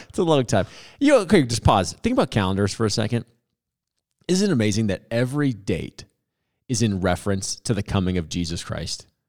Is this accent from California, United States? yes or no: no; Boulder, Colorado, United States; I grew up in South Boulder, Boulder kid